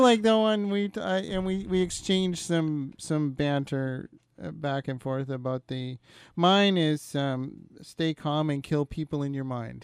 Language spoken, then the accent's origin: English; Kenora, Ontario, Canada; moved away; I'm originally from Kenora, Ontario